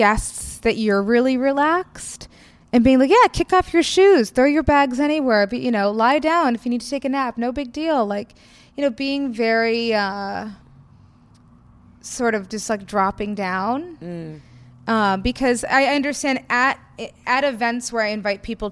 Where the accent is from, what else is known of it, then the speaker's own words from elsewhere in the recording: New York City, New York, United States; growing up in New York City society